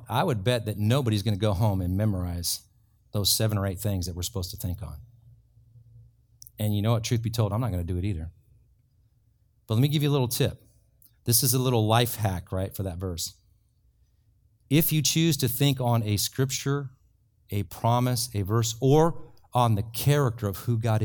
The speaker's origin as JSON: {"language": "English", "country": "Ireland", "said": "I'm from Ireland"}